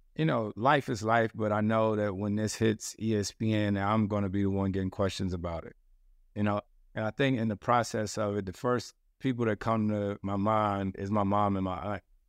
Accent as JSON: {"language": "English", "region": "the South", "country": "United States", "said": "I'm from the South"}